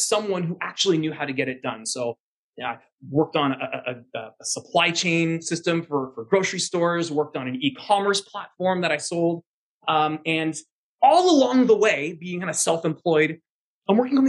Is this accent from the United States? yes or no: no; Canada; as a Canadian citizen myself